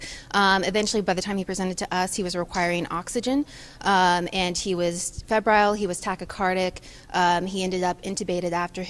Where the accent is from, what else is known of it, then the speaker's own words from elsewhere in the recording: Indiana, United States; moved away as an adult; now in Milwaukee, United States; I'm originally from Indiana, but I'm currently training in Milwaukee, Wisconsin at Medical College, Wisconsin.